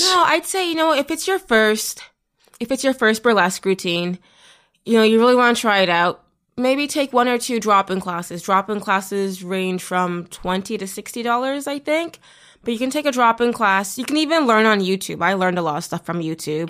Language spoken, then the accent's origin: English; Toronto, Ontario, Canada; I'm from Toronto